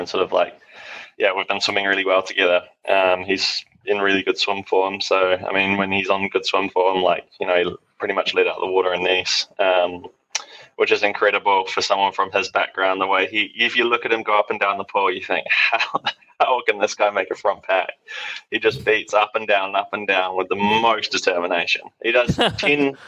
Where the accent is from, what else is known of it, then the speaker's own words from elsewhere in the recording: Taupō, Waikato, New Zealand; it's my hometown